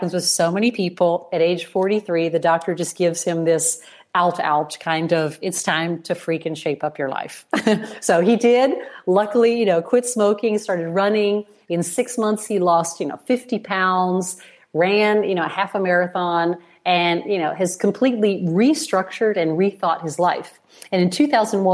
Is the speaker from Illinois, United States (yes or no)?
yes; Chicago, Illinois, United States; now in Italy; I was born in Chicago.